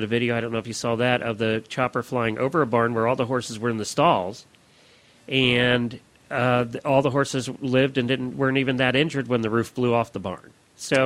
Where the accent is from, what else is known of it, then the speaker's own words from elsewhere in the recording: Pennsylvania, United States; I grew up in Pennsylvania, which is the heart of Amish country and Dutch country